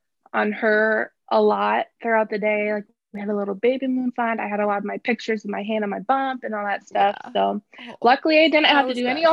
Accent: Fort Dodge, Iowa, United States; I did. Yeah. Born okay. and raised. Actually, oh, technically Fort not Fort Dodge. I was actually, I like grew up on a little town, Otho Colville area. Okay. It's still considered Fort Dodge, but it's really tiny.

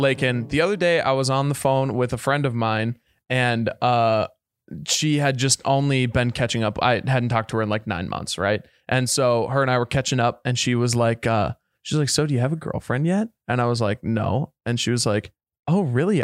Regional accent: Minneapolis, Minnesota, United States; moved away as an adult; also born or lived in Sioux Falls, South Dakota; I, I grew up in Minneapolis.

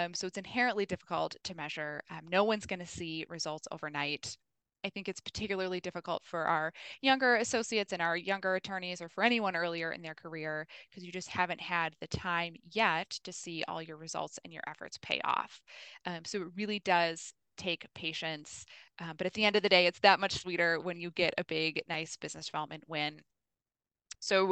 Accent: Milwaukee, Wisconsin, United States; my hometown. One of my favorite places to visit is Milwaukee's Third Ward

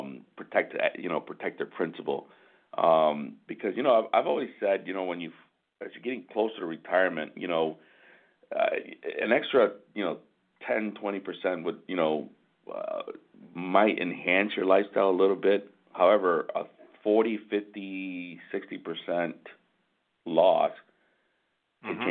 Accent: Michigan, United States; we're from Michigan

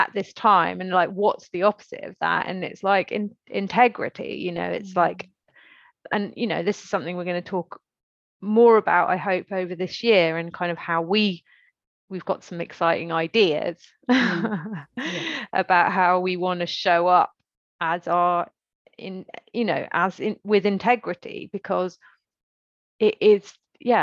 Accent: Stroud, South West England, United Kingdom; I grew up in Stroud

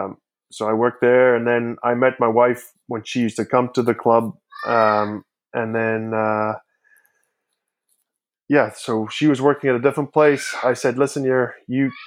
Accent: Worcester, Western Cape, South Africa; moved away as an adult; also born or lived in Glasgow, Scotland / Swansea, Wales / Newcastle, England; now in Canada; I was born in Worcester, just 100 kilometers north of Cape Town. And I went to school there, and I went to high school in Worcester Gymnasium

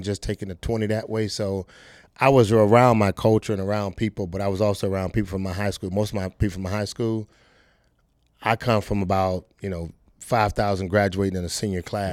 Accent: Fort Lauderdale, Florida, United States; I'm from Fort Lauderdale, Florida, Dillard High School

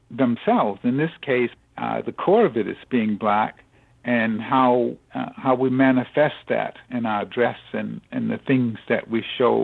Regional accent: Southeast, United States; growing up in the Southeast

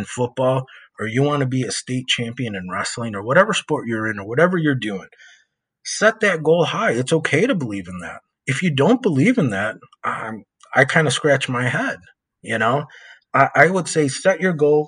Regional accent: West Chicago, Illinois, United States; moved away; I'm from West Chicago. You know, I lived there for, I think, 30 something years, almost 40 years of my life. And I know what it was like to grow up in that town

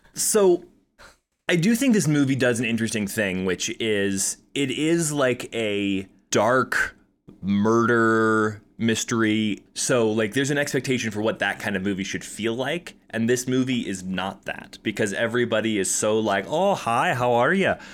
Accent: Colorado Springs, Colorado, United States; we're both from Colorado Springs

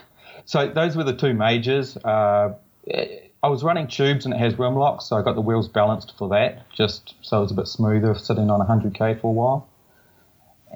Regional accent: Tauranga, Bay of Plenty, New Zealand; moved away as an adult; also born or lived in Portland, Oregon; originally from Tauranga, New Zealand, born and raised in New Zealand.

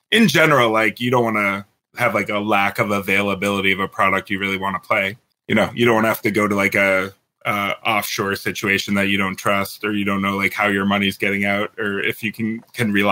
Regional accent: Michigan, United States; Michigan. Yeah.

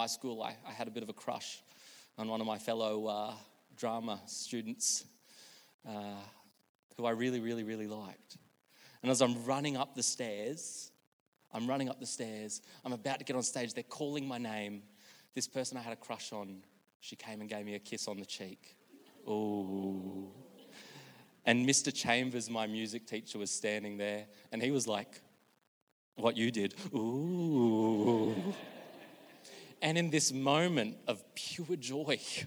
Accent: Australia; moved away; When I was growing up in Billawilla, I used to go to a Stedfords.

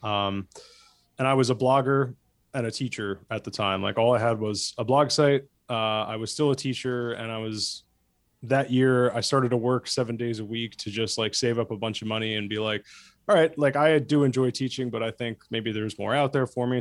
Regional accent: New Jersey, United States; moved away; I grew up in Jersey suburbs and not, like, close to the city, hip Jersey suburbs.

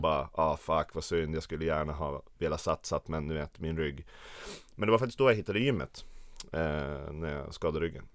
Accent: Östersund, Jämtland, Sweden; moved away as an adult; now in Stockholm, Sweden; jag kommer från Jämtland, Östersund, Åre känner folk det som, men det ligger en timme utanför

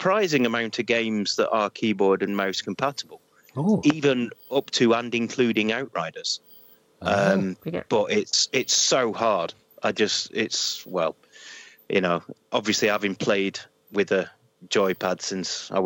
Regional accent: Manchester, North West England, United Kingdom; I'm from Manchester

